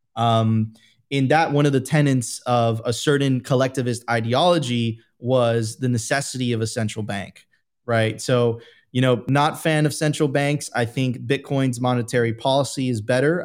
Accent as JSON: {"language": "English", "town": "Miami Beach", "region": "Florida", "country": "United States", "tie": "born or raised there"}